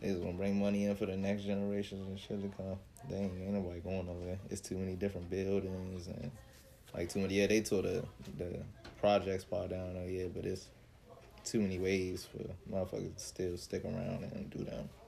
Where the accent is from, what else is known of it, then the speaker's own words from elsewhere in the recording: Washington, District of Columbia, United States; See, I'm I'm from Sursum Corda, so my neighborhood support me.